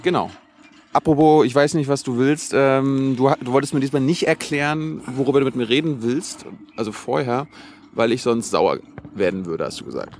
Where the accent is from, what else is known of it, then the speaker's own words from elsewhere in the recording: Germany; als Deutsche